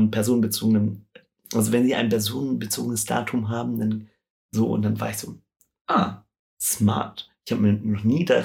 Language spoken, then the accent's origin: German; Stuttgart, Baden-Württemberg, Germany; Ja, München Radwege ist auch so eine Sache. Ich komme ja aus Stuttgart